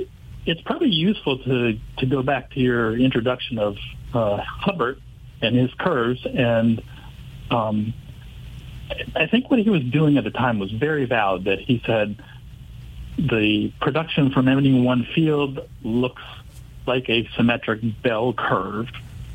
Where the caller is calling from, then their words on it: Carrboro, North Carolina, United States; also born or lived in Massachusetts; I'm in Carrboro, North Carolina.